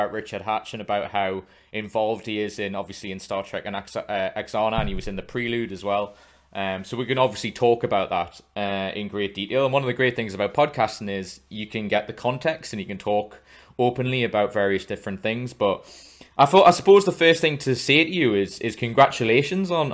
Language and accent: English; Newcastle upon Tyne, North East England, United Kingdom; I'm from Newcastle, so I'm not far from Scotland